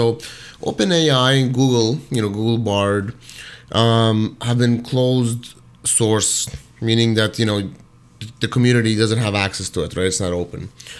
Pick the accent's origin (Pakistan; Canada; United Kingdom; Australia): Canada; Toronto, Ontario; and I'm originally from Toronto, you know, back and forth a lot of U.S. and whatnot. But, you know, definitely spent majority of my life, most of my life, in Toronto